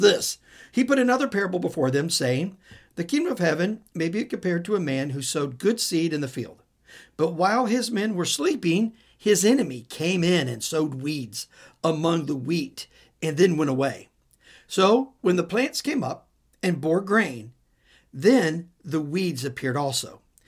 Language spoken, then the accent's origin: English; Midwest, United States; I'm from the Midwest